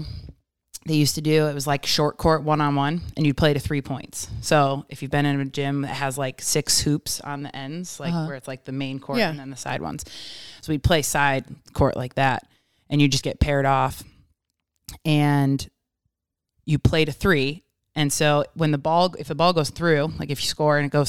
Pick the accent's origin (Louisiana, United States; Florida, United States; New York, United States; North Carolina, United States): New York, United States; Rochester; moved away as an adult; now in Bay Area, United States; where I'm from, Rochester, New York area